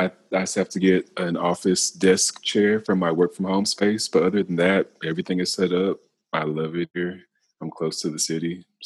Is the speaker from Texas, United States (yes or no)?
yes; Lewisville, Texas, United States; also born or lived in Baton Rouge / Memphis; Yeah, so I'm originally from Lewisville, Texas. I moved a couple times. So I went from Lewisville, Texas to Baton Rouge, Louisiana, to Memphis, Tennessee